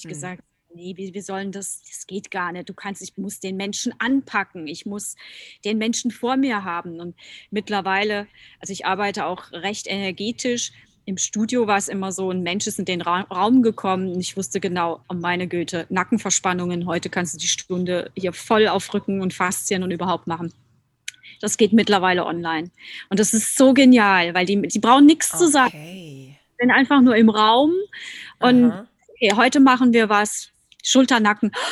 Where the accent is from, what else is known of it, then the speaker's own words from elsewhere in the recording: Rhineland-Palatinate, Germany; Äh, ich komme ja aus der Pfalz und ich liebe die Pfalz.